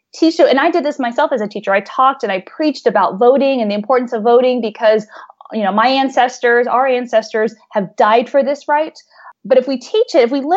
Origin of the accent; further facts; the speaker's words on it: Texas, United States; I grew up in Texas.